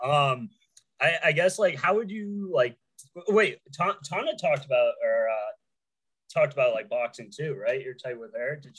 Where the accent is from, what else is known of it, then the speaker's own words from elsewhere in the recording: New England, United States; I'm from New England